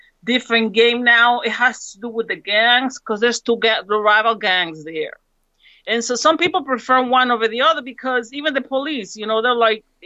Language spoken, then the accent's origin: English; San Pedro Sula, Cortés, Honduras; now in United States; I'm from San Pedro Sula. That's where the caravan came from.